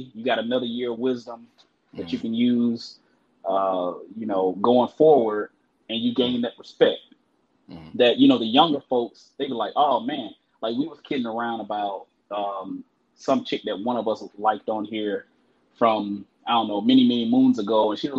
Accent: Jacksonville, Florida, United States; now in Orlando, United States; in Jacksonville, Florida. And I'm in Orlando, Central Florida now.

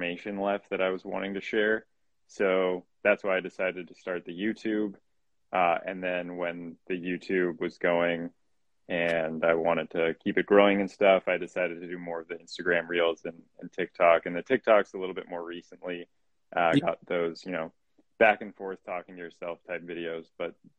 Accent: Canada; moved away as an adult; also born or lived in Boston; now in United States; I am from Canada. I ended up in the States. I played college soccer out here

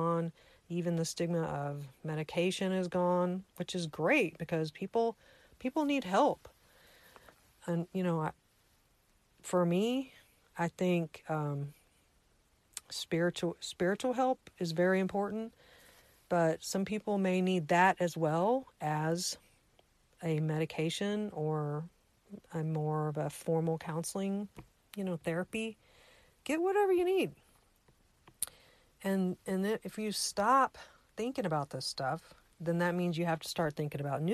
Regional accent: United States; I'm an American, that I live in a free country

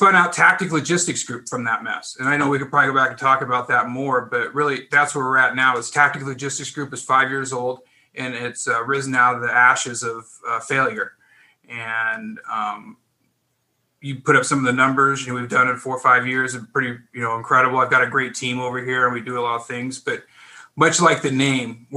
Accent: Pacific Northwest, United States; moved away as an adult; now in California, United States; I'm originally from the Northwest, Pacific Northwest

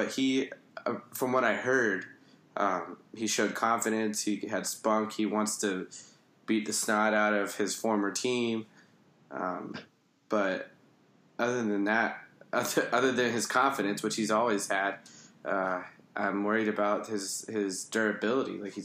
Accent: Florida, United States; I'm from Florida

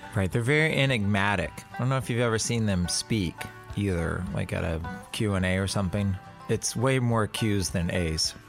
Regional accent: Texas, United States; I grew up basically in, like, an armpit probably about six hours from Tulsa, Oklahoma. So it was like six hours south in Texas

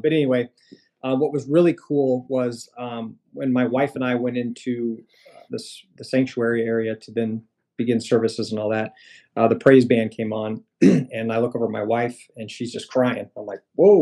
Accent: Orient, Iowa, United States; I'm a Midwest boy. I'm from Iowa. I grew up in a small town in Southwest Iowa called Orient.

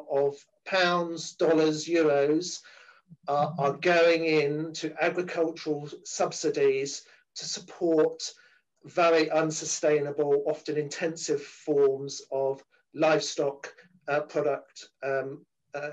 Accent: United Kingdom; I come from Europe. We've just got out of Europe in terms of Brexit.

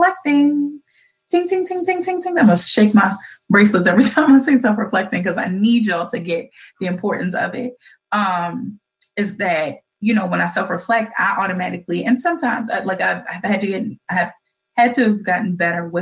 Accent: Baltimore, Maryland, United States; a citizen and a resident of Baltimore City

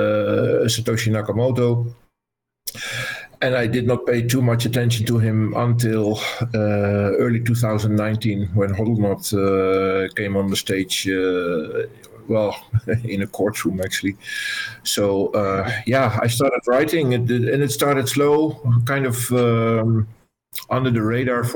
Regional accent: Netherlands; I'm from the Netherlands

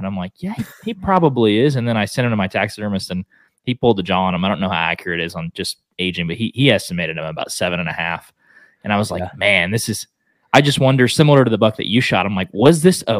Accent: Oklahoma, United States; I live in Texas, but I hunt almost exclusively in Oklahoma. It's my home state

